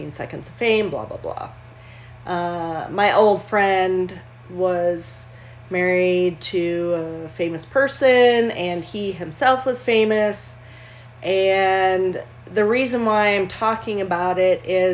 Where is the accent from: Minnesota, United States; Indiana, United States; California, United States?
Minnesota, United States; I was born and raised in Minnesota